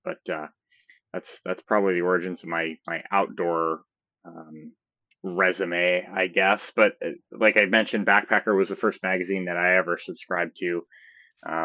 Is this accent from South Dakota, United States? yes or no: no; near Saratoga, upstate New York, United States; moved away as an adult; now in Colorado, United States; I'm from upstate New York originally, a small town outside of Saratoga, if anybody's familiar, not too far from the Adirondack